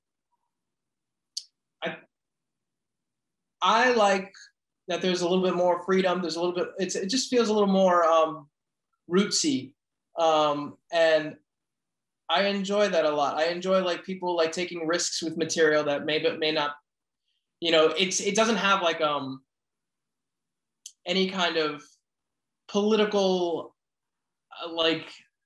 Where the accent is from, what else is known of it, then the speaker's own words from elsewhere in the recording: Miami, Florida, United States; moved away; I'm from Miami originally, but I have family that's been in New York forever.